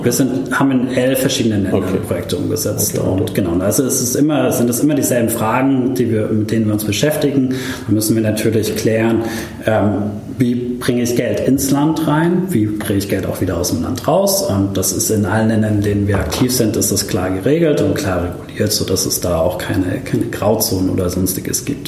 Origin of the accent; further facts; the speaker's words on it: Stuttgart, Baden-Württemberg, Germany; moved away as an adult; also born or lived in Karlsruhe / Kenya; ich bin in Stuttgart geboren, bin dann nach Karlsruhe zum Studieren